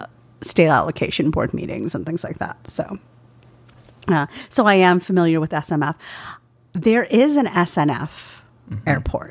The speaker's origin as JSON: {"language": "English", "region": "the South", "country": "United States", "said": "Yes, I'm from the South and I say y'all."}